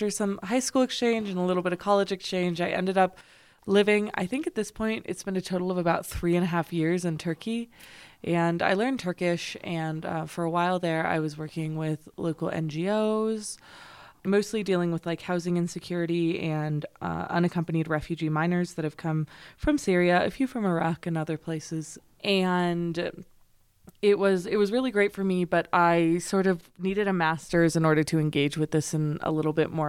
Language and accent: English; Las Vegas, New Mexico, United States; moved away as an adult; now in Paris, France; I am just from Las Vegas, New Mexico